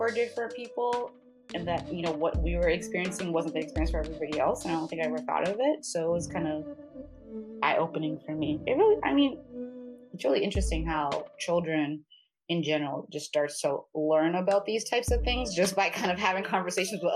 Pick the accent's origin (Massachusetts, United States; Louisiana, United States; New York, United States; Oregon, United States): Massachusetts, United States; Boston; I'm from Boston